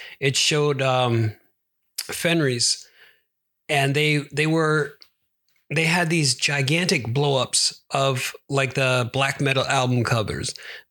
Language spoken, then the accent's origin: English; Sweden; I am not Norwegian. I am from Sweden.